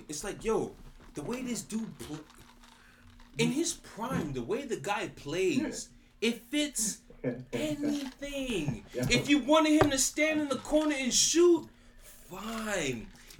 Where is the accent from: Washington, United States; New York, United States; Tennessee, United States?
New York, United States; Brooklyn; I'm from New York. I'm from Brooklyn. But like Peter Gunn said, New York to the heart, but got love for all.